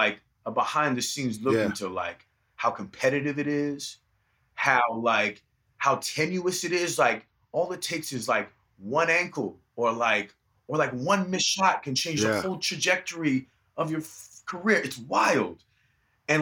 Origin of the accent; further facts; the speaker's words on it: Vancouver, British Columbia, Canada; moved away as an adult; They moved out together to Vancouver, and that's when I was born